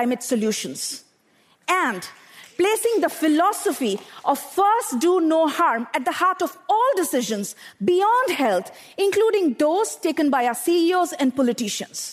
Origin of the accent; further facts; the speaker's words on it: Bokaro Steel City, Jharkhand, India; I grew up in Bokaro Steel City in eastern India, an industrial township surrounded by power plants